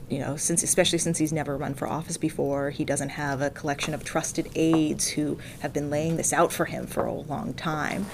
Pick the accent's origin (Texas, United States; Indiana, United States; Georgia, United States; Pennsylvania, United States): Pennsylvania, United States; Pittsburgh; now in Boston, United States; I'm from Pittsburgh originally, which is about 20 miles south of there